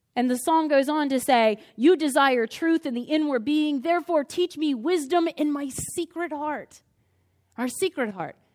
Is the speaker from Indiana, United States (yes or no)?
no; Crozet, Virginia, United States; I'm from Crozet